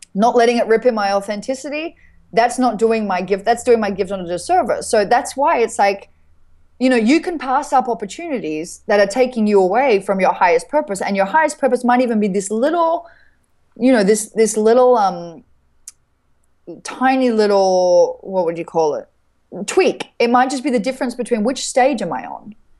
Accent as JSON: {"language": "English", "country": "Australia", "said": "I'm grateful to be an Australian"}